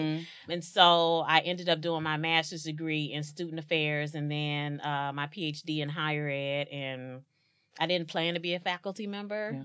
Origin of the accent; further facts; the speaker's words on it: East St. Louis, Illinois, United States; born and raised in East St. Louis, Illinois